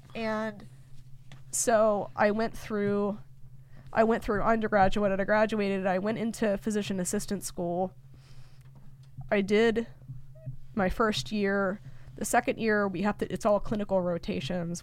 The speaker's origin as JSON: {"language": "English", "town": "Lock Haven", "region": "Pennsylvania", "country": "United States", "said": "I'm from Lock Haven"}